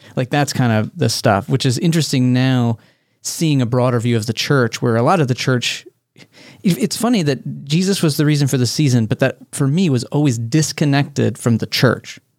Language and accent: English; Texas, United States; I grew up in Texas.